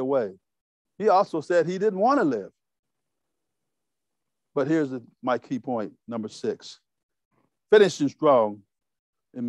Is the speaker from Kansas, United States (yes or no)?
yes; Kansas City, Kansas, United States; moved away; also born or lived in San Diego, California; I'm from Kansas City, Kansas